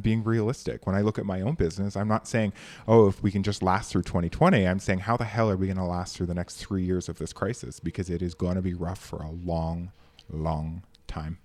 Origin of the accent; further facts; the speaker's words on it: Canada; It is not tough being a Canadian.